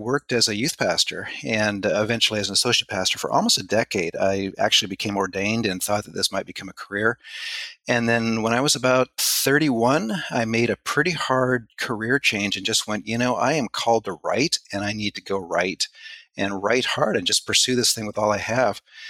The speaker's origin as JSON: {"language": "English", "country": "Canada", "tie": "born or raised there", "said": "I was born in Canada. I was raised in Canada."}